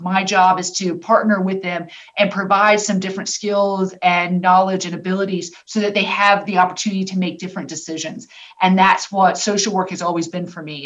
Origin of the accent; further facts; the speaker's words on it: Tampa, Florida, United States; I'm from Tampa, born and raised